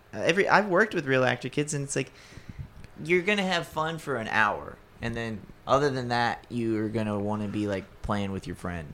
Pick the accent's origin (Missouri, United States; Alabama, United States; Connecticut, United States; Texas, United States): Alabama, United States; Gulf Shores; no, I'm from here. And I, she goes, where are you from? Like, Gulf Shores.